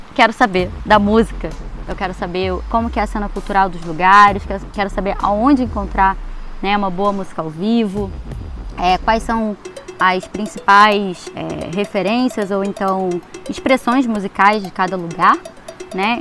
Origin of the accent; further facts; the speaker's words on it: Rio de Janeiro, Brazil; Rio de Janeiro, que é o meu ponto de partida, é o lugar onde eu nasci, é o lugar onde eu né, mais me sinto em casa